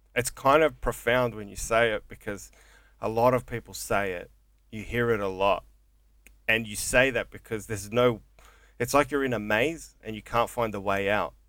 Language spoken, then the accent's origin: English; Coburg, Victoria, Australia; growing up in Coburg